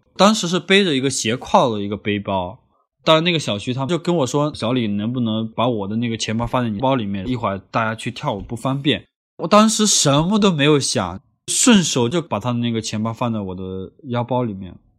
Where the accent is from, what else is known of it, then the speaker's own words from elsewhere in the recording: Honghe, Yunnan, China; moved away as an adult; also born or lived in Lanzhou, Gansu; 我高中毕业之后也一直没出过红河